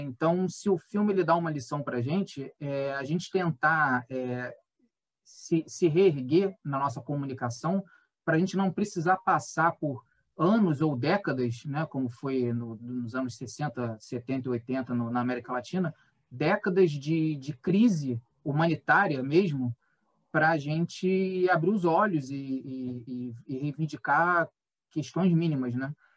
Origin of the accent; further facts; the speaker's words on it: Brazil; sendo brasileiro